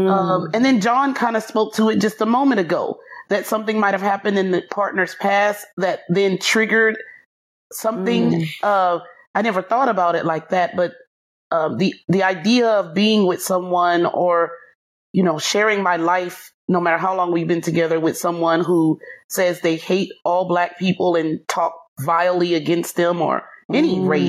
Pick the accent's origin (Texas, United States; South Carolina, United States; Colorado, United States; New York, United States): Texas, United States; Anyway, I'm from Texas.